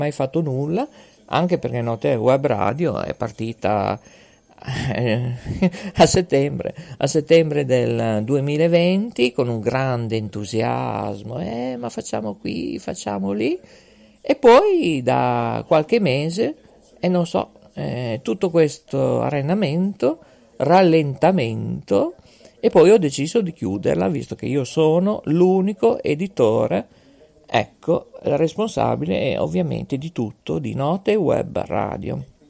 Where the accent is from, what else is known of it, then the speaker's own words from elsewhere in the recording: Ferrara, Emilia-Romagna, Italy; io purtroppo sono di Ferrara